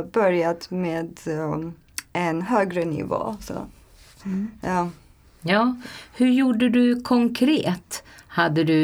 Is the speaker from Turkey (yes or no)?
yes; Turkey; Swedish is a second language; moved away as an adult; now in Sweden; Jag kommer från Turkiet. Um, jag är uh, eh, 30 år gammal um, och jag har flyttat eh, till Sverige för ett år sedan.